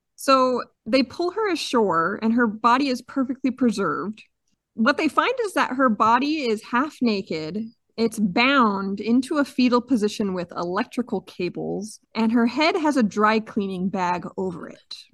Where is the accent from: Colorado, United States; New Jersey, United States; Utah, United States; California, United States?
Utah, United States; I'm from Utah, where we're known for our mountains